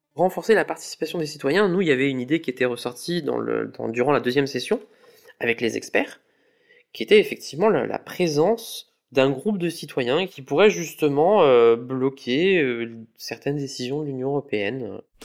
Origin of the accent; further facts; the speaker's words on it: Lyon, Auvergne-Rhône-Alpes, France; j'ai 34 ans et je viens de Lyon